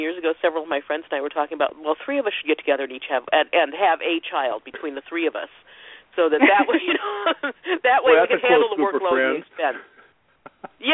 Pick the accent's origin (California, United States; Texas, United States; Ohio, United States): Ohio, United States; I'm country girl from Ohio.